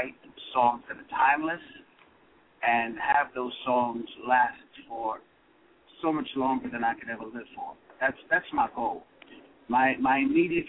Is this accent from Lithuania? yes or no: no; Dominica; I'm from the Caribbean. I'm from Dominica